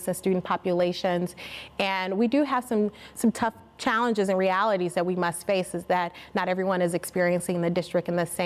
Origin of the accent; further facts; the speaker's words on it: Chicago, Illinois, United States; also born or lived in New York City / Washington, District of Columbia, United States; I'm actually from Chicago, but I spent the latter part of my teens in a western suburban Chicago area